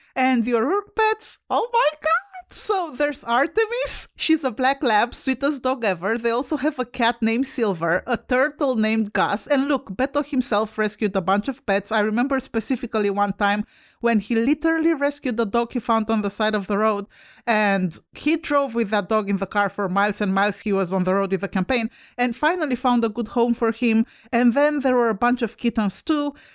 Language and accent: English; Romania; moved away; I'm Romanian. I come from Europe where we don't have guns